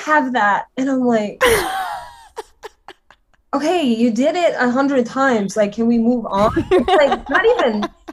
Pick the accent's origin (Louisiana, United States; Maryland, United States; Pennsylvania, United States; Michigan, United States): Louisiana, United States; I'm Cajun and I'm from Louisiana.